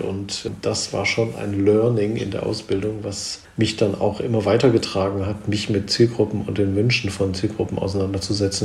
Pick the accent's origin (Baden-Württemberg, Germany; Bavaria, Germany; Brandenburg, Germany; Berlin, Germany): Baden-Württemberg, Germany; Swabia; wie man im Schwabenland so sagt, wo ich herkomme